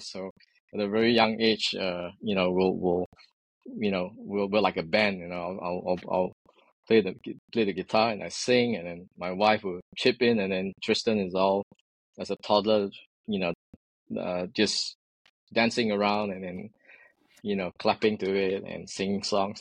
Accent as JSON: {"language": "English", "country": "Singapore", "tie": "born or raised there", "moved": "as an adult", "lives_now": "San Francisco Bay Area, United States", "said": "born and raised in Singapore"}